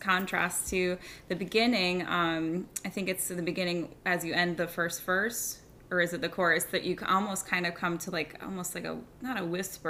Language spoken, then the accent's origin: English; Pennsylvania, United States; moved away; I'm from Pennsylvania